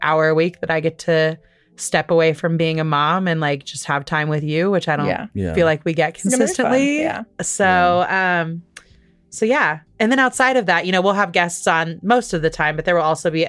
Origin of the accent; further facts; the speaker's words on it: Midwest, United States; living in a place where we grew up in the Midwest